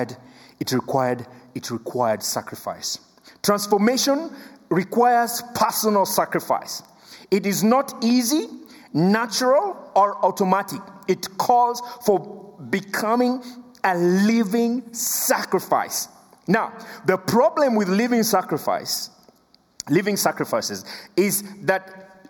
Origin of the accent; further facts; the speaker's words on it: Kenya; first language Luo; English is a second language; English is my third language. I speak three languages. I speak Luo, I speak Swahili, and then I speak English